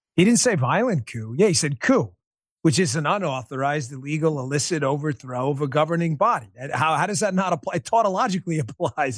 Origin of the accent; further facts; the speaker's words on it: New York, United States; I'm a New Yorker